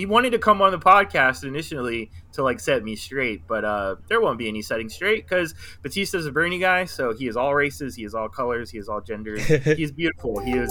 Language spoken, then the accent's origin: English; Philippines; I'm Filipino.